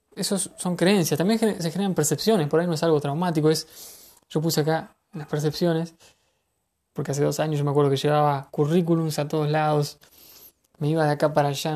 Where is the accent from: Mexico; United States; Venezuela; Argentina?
Argentina; en mi país